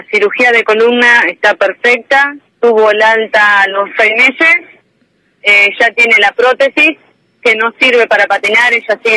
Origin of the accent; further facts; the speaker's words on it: Chivilcoy, Buenos Aires Province, Argentina; Somos de Chivilcoy, sí, provincia de Buenos